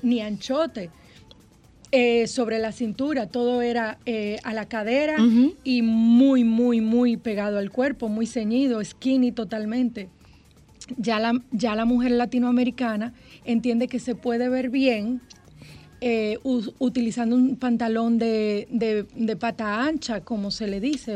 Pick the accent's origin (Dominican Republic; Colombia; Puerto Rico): Dominican Republic; como uno lo dice aquí, ah, como, dominicano